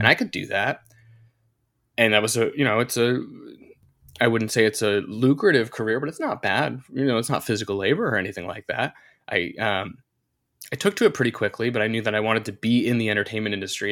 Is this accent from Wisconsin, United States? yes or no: no; North Carolina, United States; grew up in North Carolina. I went to college in North Carolina